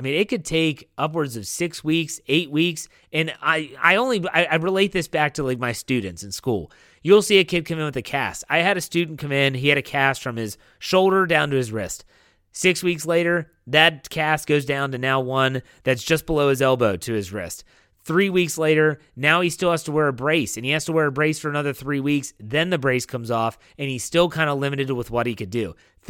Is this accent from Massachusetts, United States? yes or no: yes; Boston, Massachusetts, United States; And yes, I can relate to your disdain for Tom Brady. I'm from Boston.